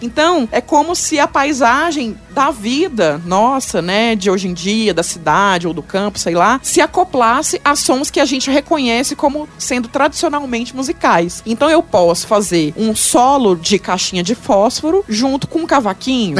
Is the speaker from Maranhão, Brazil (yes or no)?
no; Goiás, Brazil; accent: goiano; now in São Paulo, Brazil; meu sotaque goiano